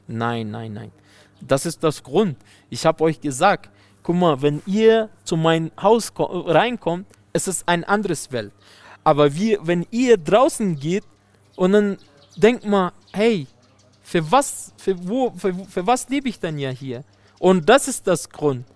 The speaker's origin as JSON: {"language": "German", "country": "Afghanistan", "also_born_or_lived": "Germany", "second_language": "German", "said": "mein Land"}